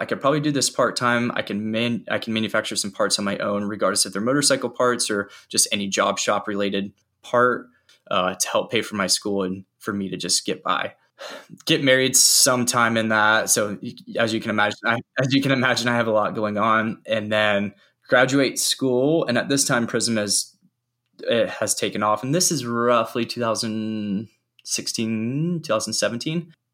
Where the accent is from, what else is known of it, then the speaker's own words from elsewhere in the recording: Charlotte, North Carolina, United States; I grew up in Charlotte, North Carolina